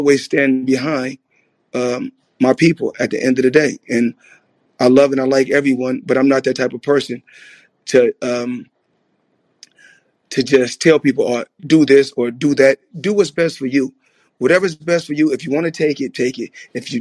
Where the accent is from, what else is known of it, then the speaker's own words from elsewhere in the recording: United States; I was born in America, and we helped build this country.